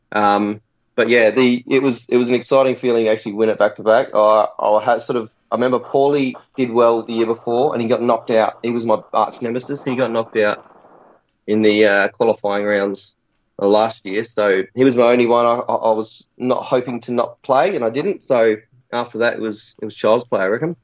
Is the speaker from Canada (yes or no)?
no; Adelaide, South Australia, Australia; I'm from Adelaide